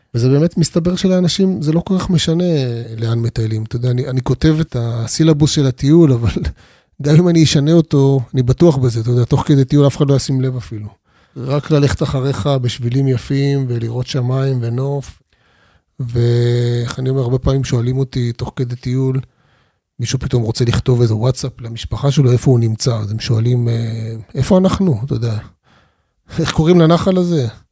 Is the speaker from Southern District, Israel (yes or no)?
yes; Arad, Southern District, Israel; אני יליד המדבר, נולדתי בערד. גדלתי שם